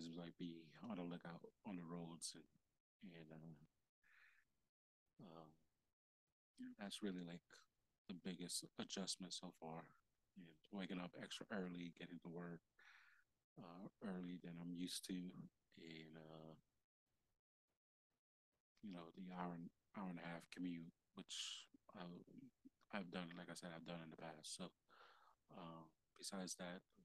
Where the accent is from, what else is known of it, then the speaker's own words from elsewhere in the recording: New York, United States; moved away; also born or lived in Delaware; I'm from New York